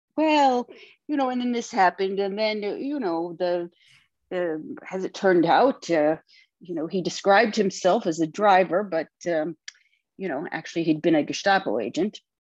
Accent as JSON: {"language": "English", "town": "Lansing", "region": "Michigan", "country": "United States", "tie": "born or raised there", "said": "I grew up in Lansing, Michigan, where my dad was not really like anybody else."}